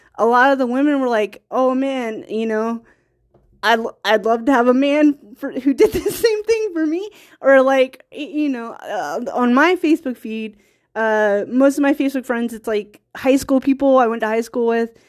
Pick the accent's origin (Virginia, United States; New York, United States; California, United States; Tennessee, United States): Virginia, United States; small town; I'm American and I'm from small town Virginia